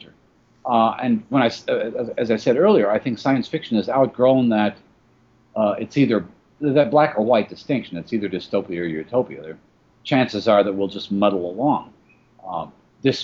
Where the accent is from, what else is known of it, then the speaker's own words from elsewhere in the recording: Chicago, Illinois, United States; my hometown of Chicago